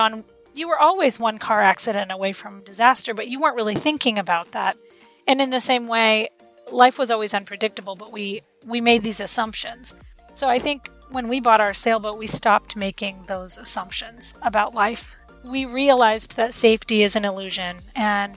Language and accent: English; Florida, United States; my husband and I grew up in Florida